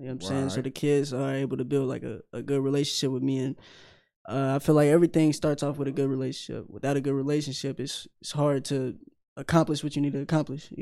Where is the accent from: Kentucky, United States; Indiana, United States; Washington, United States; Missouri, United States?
Kentucky, United States; Louisville; I'm from Louisville. I went to high school at Butler Traditional